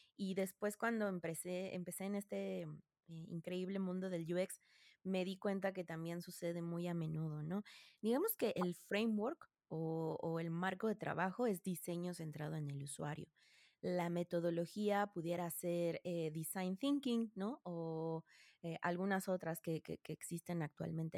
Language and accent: Spanish; Mexico; yo soy eh, mexicana y soy psicóloga de profesión